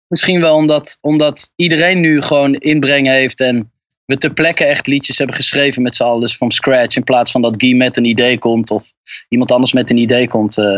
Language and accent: Dutch; Utrecht, Netherlands; ik eh, kom uit Utrecht